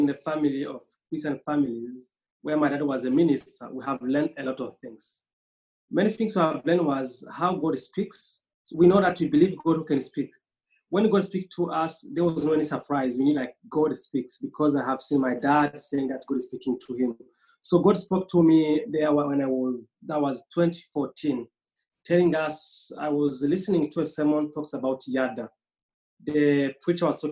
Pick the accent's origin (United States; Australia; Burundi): Burundi; I am Burundian, originally from Burundi